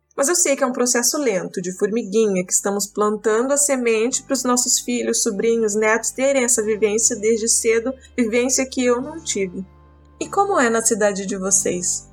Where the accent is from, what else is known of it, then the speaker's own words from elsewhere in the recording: Vilhena, Rondônia, Brazil; moved away as an adult; also born or lived in southern Brazil; now in Vilhena, Brazil; eu sou de Rondônia, Vilhena, cidade clima e portal da Amazônia, e vivi aqui por 17 anos. Morei no sul por 10 anos e retornei há 6 meses